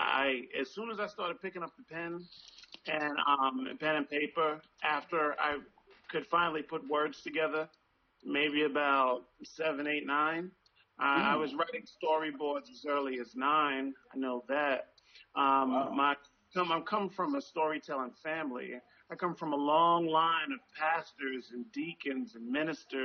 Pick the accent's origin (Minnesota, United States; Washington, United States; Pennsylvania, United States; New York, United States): New York, United States; New York City; also born or lived in Bronx, New York; I was born in the Bronx, but I was raised mostly in Southside Jamaica, Queens